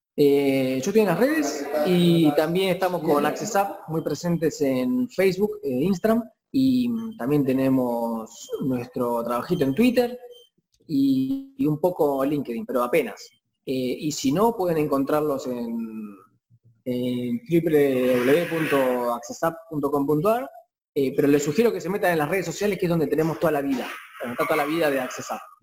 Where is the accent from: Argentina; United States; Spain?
Argentina; acá en Argentina